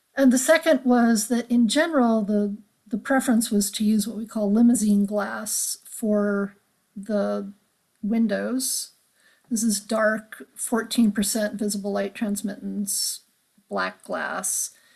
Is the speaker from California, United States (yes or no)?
yes; Los Angeles, California, United States; growing up in Los Angeles that I loved where I lived